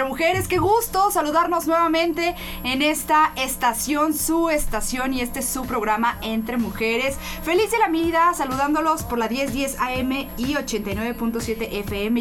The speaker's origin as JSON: {"language": "Spanish", "country": "Mexico", "said": "nosotros como mexicanos"}